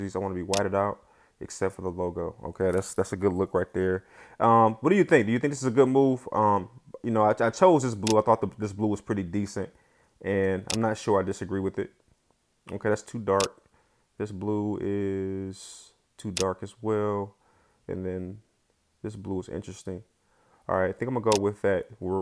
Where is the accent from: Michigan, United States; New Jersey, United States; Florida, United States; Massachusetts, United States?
Michigan, United States; Detroit; I'm from Detroit